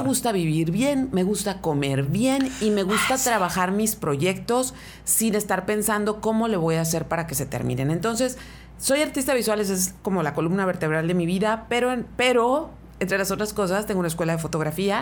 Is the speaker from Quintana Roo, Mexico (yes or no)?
no; Mexicali, Baja California, Mexico; soy oriunda de Mexicali